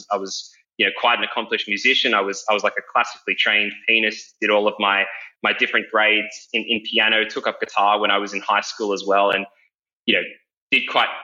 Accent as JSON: {"language": "English", "town": "Parramatta", "region": "New South Wales", "country": "Australia", "tie": "born or raised there", "said": "I grew up around Parramatta"}